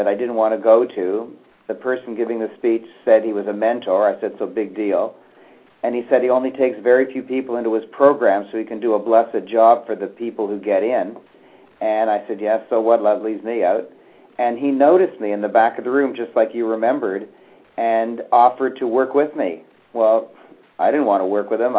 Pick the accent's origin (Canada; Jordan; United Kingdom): Canada; I was born in Canada. I've lived in Canada all my life